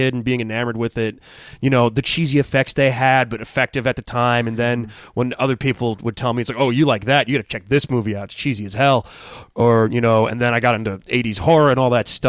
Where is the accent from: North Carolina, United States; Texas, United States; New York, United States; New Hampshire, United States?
New York, United States; Sag Harbor; I'm from Sag Harbor out in the Hamptons.